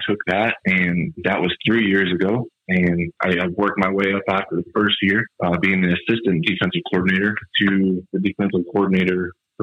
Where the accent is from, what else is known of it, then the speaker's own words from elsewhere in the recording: Gilman, Illinois, United States; I grew up outside of Gilman, so I went to school at Iroquois West.